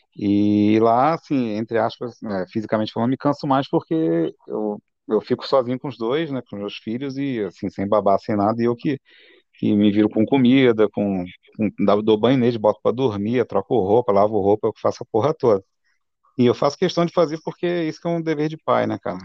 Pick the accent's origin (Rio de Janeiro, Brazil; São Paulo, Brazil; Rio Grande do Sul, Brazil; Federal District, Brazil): Rio de Janeiro, Brazil; Campos dos Goytacazes; moved away; eu sou de Campos, né? Muito orgulho, meus pais também, eu sou da terra